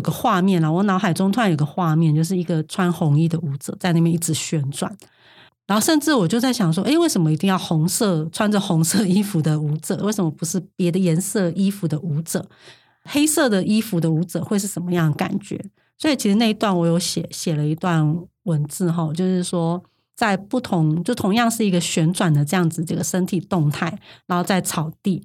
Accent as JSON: {"language": "Chinese", "area": "Meihua", "region": "Hsinchu County", "country": "Taiwan", "tie": "born or raised there", "moved": "yes", "lives_now": "Tainan, Taiwan", "said": "带他们去认识我的家乡"}